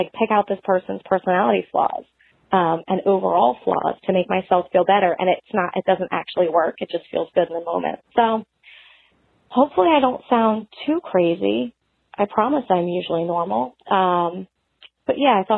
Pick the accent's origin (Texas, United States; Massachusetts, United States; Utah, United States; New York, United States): New York, United States; outside of New York City, United States; moved away; I grew up like outside of New York City in one of the suburbs.